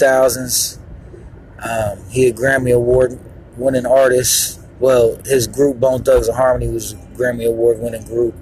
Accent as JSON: {"language": "English", "town": "Columbus", "region": "Ohio", "country": "United States", "tie": "born or raised there", "also_born_or_lived": "Miami, Florida", "said": "Columbus, Ohio. And even though I was born in Miami, Florida, I was raised here"}